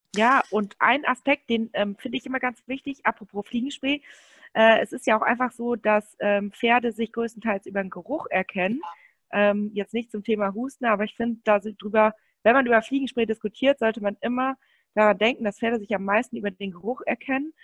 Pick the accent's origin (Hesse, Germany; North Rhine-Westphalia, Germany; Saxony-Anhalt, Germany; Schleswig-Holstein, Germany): North Rhine-Westphalia, Germany; Münsterland; bei uns im Münsterland, wir kommen aus Münsterland